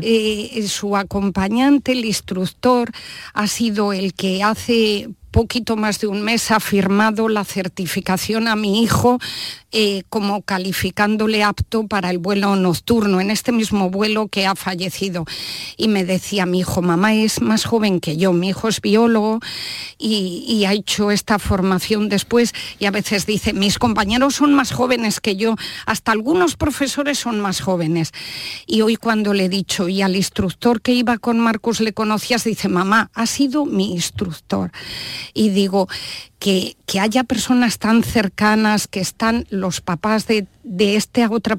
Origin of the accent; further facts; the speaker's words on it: Valladolid, Castile and León, Spain; yo soy vallisoletana